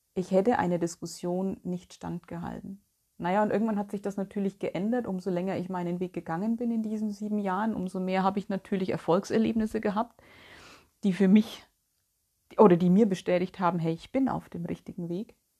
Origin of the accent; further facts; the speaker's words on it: Bavaria, Germany; moved away as an adult; now in North Rhine-Westphalia, Germany; Ich bin ja 2010, für alle die, die es nicht wissen, von Bayern weggezogen aus meiner Heimat und bin hier nach Nordrhein-Westfalen gezogen.